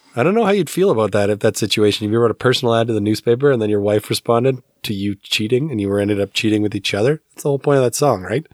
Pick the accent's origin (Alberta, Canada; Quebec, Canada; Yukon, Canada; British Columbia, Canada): Alberta, Canada; I grew up in Alberta